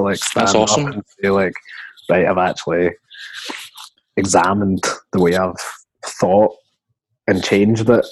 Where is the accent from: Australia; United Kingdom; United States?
United Kingdom; Coatbridge, Scotland; I grew up in Coatbridge, like, white family, white friends